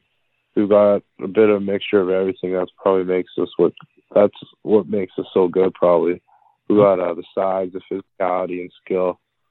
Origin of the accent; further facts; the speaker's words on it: Chetwynd, British Columbia, Canada; I'm from a small town called Shelton, BC, and it's way up north in BC. And yeah, it's around Fort St. John and like Dawson Creek and all those little towns.